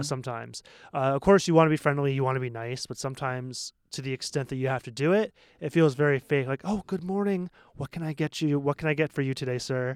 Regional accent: Maine, United States; moved away as an adult; now in Taiwan; I'm from Maine

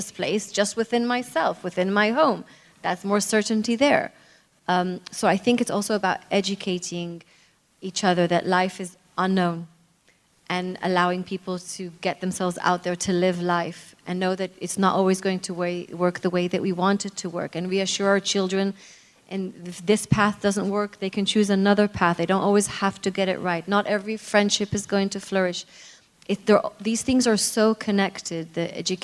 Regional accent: Israel; moved away; also born or lived in United Kingdom; I'm really from Israel

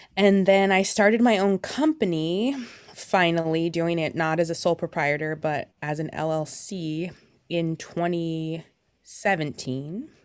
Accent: Beaverton, Oregon, United States; also born or lived in Portland, Oregon; I've been born and raised in the Portland metro area. Um, most of the time I was in Beaverton

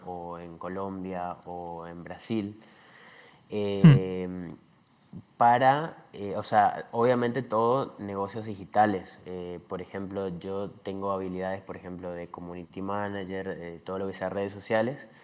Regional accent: Argentina; yo soy de Argentina

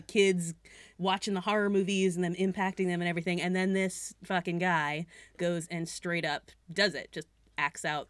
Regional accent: Greenfield, Massachusetts, United States; that's my hometown that's that's my town. Yeah, wow, Greenfield

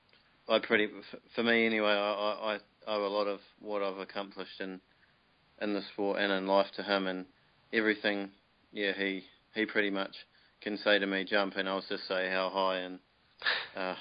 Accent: New Plymouth, Taranaki, New Zealand; moved away as an adult; now in Waikato, New Zealand; I moved up to the Waikato because I'm originally from New Plymouth

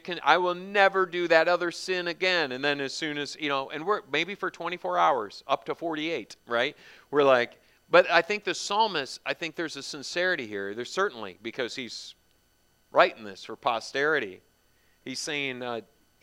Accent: United States; growing up as an American

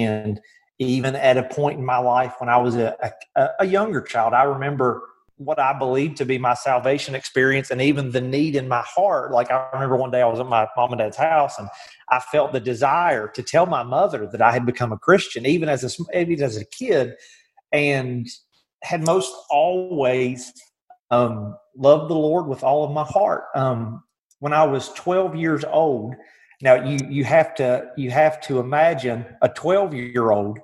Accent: West Virginia, United States; moved away as an adult; now in Athens, United States; I'm from West Virginia

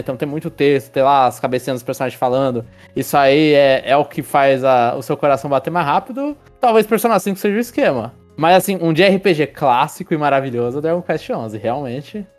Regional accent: Brazil; eu sou brasileiro

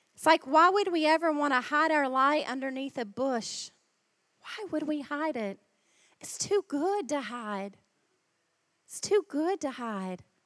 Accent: Ohio, United States; accent: American; moved away as an adult; now in Australia; my home state

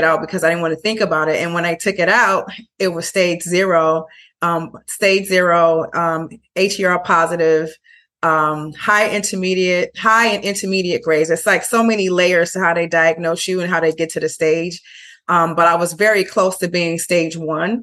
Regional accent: Chicago, Illinois, United States; also born or lived in Brooklyn, New York; now in Bayonne, United States; I am from Chicago originally, but I lived in Brooklyn for 9.5 years and I now live in Bayonne, New Jersey.

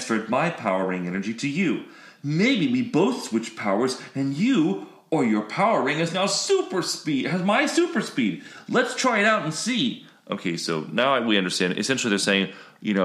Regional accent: Florida, United States; I grew up in Florida

